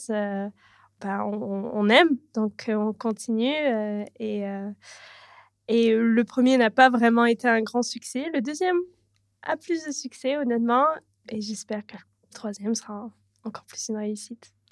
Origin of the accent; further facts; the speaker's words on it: Canada; also born or lived in Toronto / south of France; J'ai habité à Toronto même seule pendant 7 ans ou 6 ans, comme ça, mais je suis canadienne. Et euh, en tout et pour tout, j'ai habité plus de 16 ou 17 ans au Canada.